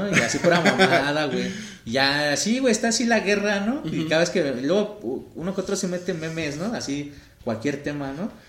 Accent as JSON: {"language": "Spanish", "region": "Veracruz", "country": "Mexico", "said": "soy veracruzano"}